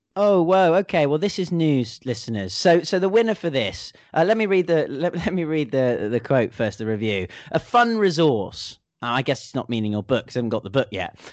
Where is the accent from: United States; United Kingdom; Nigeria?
United Kingdom; England; moved away; If it could only be like this every year in England, I might just never have left.